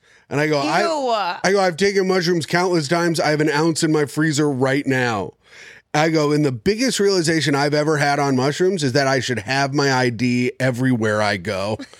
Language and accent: English; Indiana, United States; born or raised there